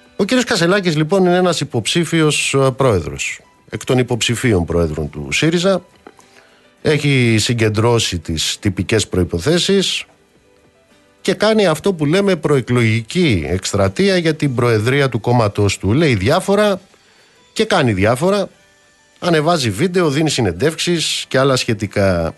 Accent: Amaliada, Western Greece, Greece; moved away; στην πατρίδα μου κάτω στην Αμαλιάδα

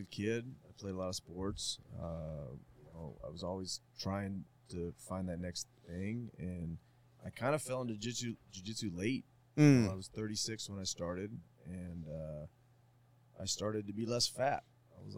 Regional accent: Arizona, United States; I'm from Arizona, so I grew up here.

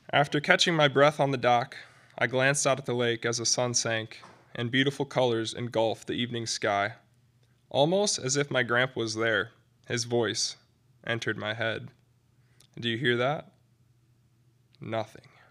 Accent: Midland, Michigan, United States; my hometown, Midland

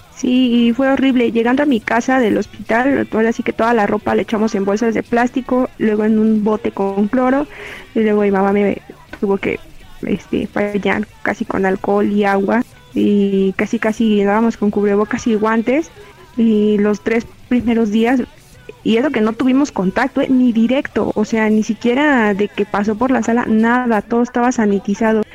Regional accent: Mexico; also born or lived in Chimalhuacán, State of Mexico; en mi país

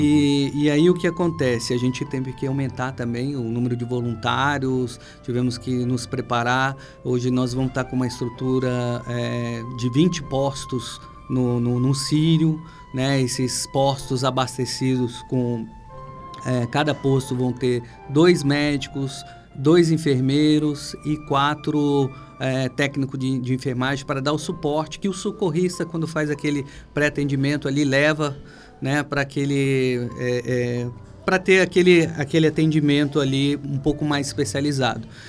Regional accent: Ribeirão Preto, São Paulo, Brazil; moved away as an adult; now in Pará, Brazil; Natural de Ribeirão Preto.

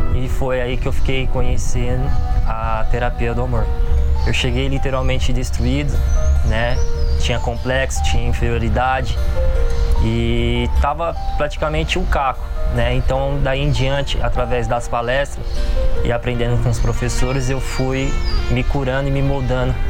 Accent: Guarulhos, São Paulo, Brazil; sou de Guarulhos, tenho 30 anos

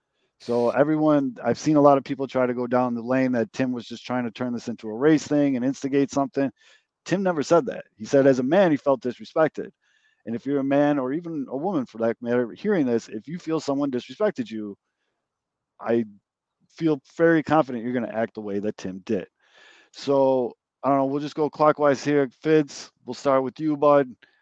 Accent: Chicago, Illinois, United States; I grew up here on the South Side of Chicago.

